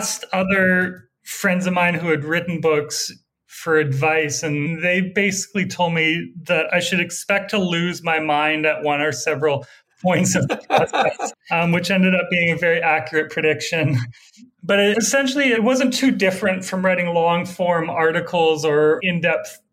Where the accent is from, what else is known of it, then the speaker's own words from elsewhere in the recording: Alberta, Canada; moved away as an adult; also born or lived in Vancouver, Canada; now in Brooklyn, United States; I grew up in Alberta, I was just like absolutely surrounded by oil